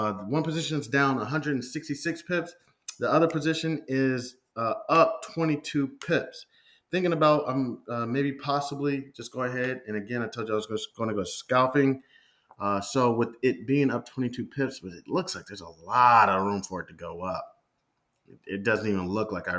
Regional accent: Midwest, United States; I come from the Midwest

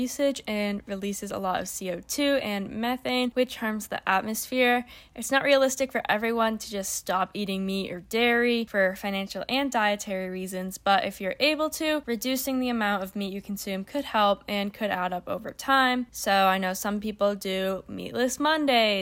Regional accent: Massachusetts, United States; moved away as an adult; now in Orange, United States; I'm from Massachusetts, living in Orange for school

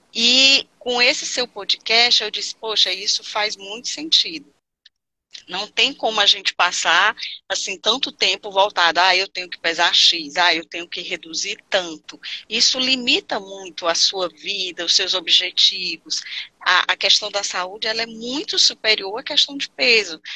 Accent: Fortaleza, Ceará, Brazil; Sou aqui do Ceará, sou de Fortaleza

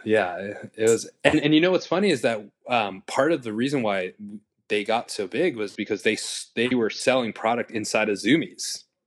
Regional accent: New York City, New York, United States; I was born and raised in Queens, New York, city boy

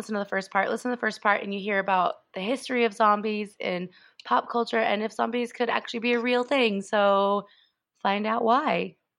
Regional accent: Colorado, United States; my home state of Colorado. I'm just staying here in Europe

